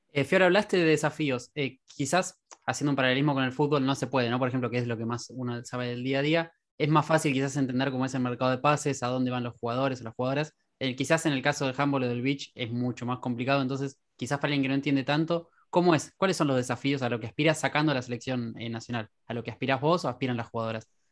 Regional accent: Quilmes, Buenos Aires Province, Argentina; Quilmes, digo porque soy también de, la localidad

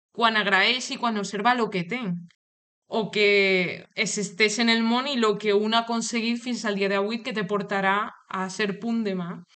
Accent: Toledo, Castilla-La Mancha, Spain; Catalan is a second language; moved away as an adult; also born or lived in Madrid; now in Girona, Spain; Jo sóc de, de Toledo, se me, se me nota, jo crec que en l'accent

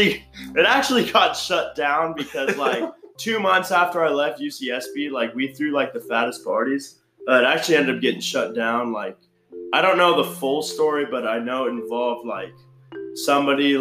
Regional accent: Calabasas, California, United States; I'm from Calabasas, California

